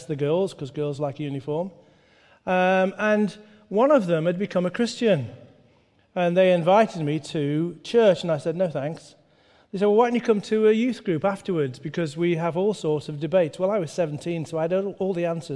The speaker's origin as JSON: {"language": "English", "town": "Stoke-on-Trent", "region": "West Midlands", "country": "United Kingdom", "tie": "born or raised there", "said": "I grew up the road in Stoke-on-Trent"}